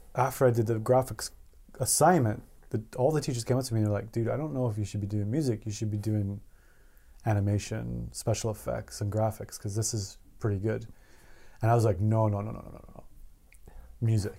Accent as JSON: {"language": "English", "town": "Edmonton", "region": "Alberta", "country": "Canada", "tie": "born or raised there", "also_born_or_lived": "Beaumont, Alberta", "said": "I'm from, I'm from Canada. I was born in a town called Edmonton, Alberta. Um, and basically raising this town."}